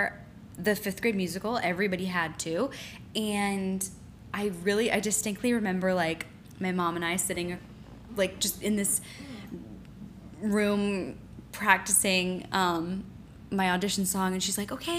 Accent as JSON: {"language": "English", "area": "just outside Philadelphia", "region": "Pennsylvania", "country": "United States", "tie": "born or raised there", "said": "I grew up just outside Philadelphia"}